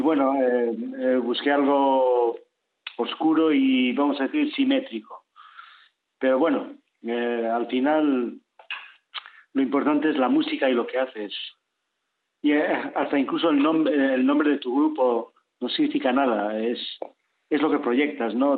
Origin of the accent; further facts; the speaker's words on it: León, Castile and León, Spain; somos de León